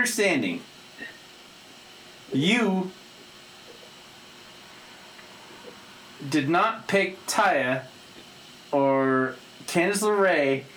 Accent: Oklahoma City, Oklahoma, United States; I'm from Oklahoma City

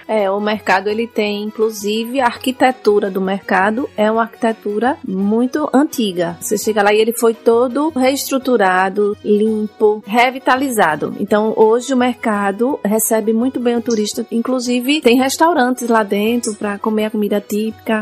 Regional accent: São Cristóvão, Sergipe, Brazil; eu sou de São Cristóvão

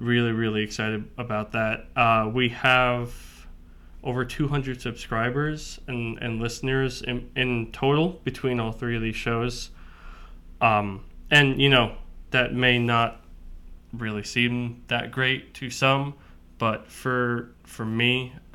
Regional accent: Medford, New York, United States; we both grew up on Long Island

